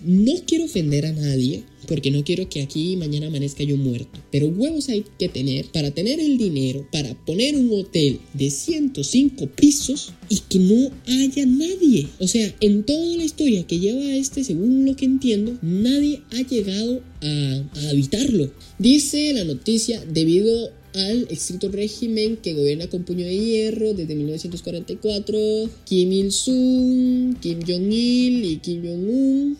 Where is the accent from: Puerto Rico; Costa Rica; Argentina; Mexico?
Costa Rica; Costa Rica, el cual es mi país de origen